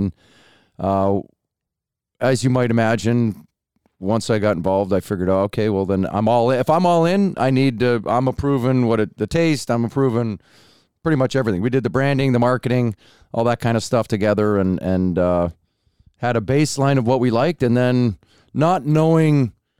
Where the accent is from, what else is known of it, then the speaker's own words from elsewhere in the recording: Dryden, Ontario, Canada; Dryden, Ontario.